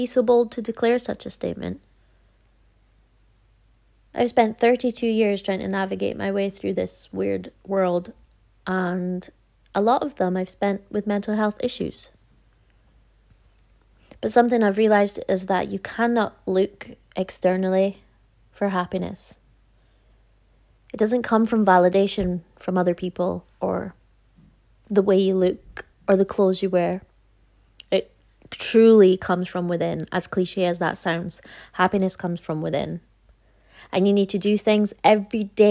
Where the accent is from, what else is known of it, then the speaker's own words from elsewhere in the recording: Scotland, United Kingdom; I'm 32 and I'm from Scotland